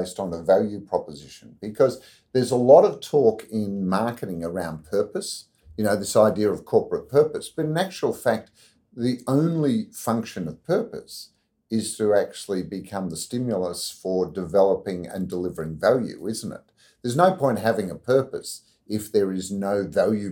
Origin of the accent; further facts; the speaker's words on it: Victoria, Australia; growing up in Victoria